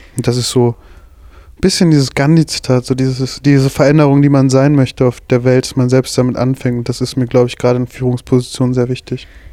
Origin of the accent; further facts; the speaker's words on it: Bottrop, North Rhine-Westphalia, Germany; von der Schule mit dem schlechtesten Ruf in Bottrop